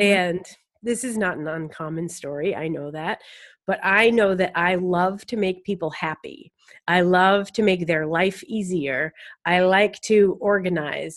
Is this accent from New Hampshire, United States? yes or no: yes; Lakes region of New Hampshire, United States; I'm from the Lakes region of New Hampshire